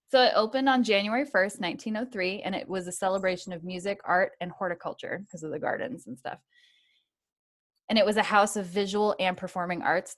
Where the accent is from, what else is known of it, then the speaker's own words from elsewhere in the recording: New England, United States; I grew up in New England